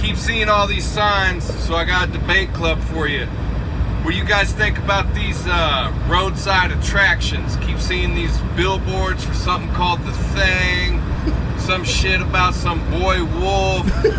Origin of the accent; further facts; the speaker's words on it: College Station, Texas, United States; moved away as an adult; now in California, United States; I'm from College Station, Texas, but I'm currently driving across country, man. Moving out here to California during these corona times.